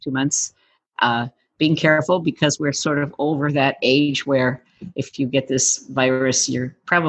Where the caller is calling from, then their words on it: Eden Prairie, Minnesota, United States; So we're calling from Eden Prairie, Minnesota, which is a suburb of Minneapolis.